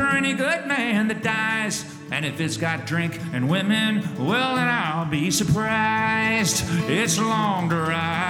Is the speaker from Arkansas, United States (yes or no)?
no; York, Pennsylvania, United States; born there; I'm from York, yeah. Well, yeah. I was born there. Yeah.